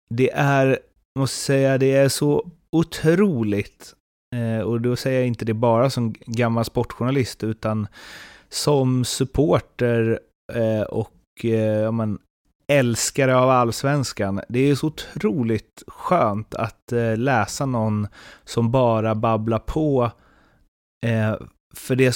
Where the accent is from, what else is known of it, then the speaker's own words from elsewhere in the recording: Småland, Sweden; accent: Småland dialect; Sen är problemet att jag har min småländska så det låter ändå bara som Åsa-Nisse när jag pratar.